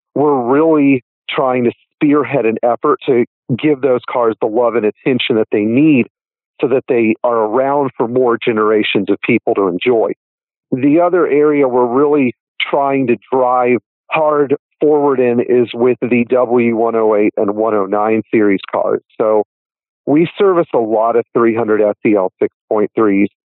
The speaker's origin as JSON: {"language": "English", "town": "Fort Worth", "region": "Texas", "country": "United States", "tie": "born or raised there", "said": "when we were riding to school, we were in Fort Worth. I'm from Fort Worth, Texas"}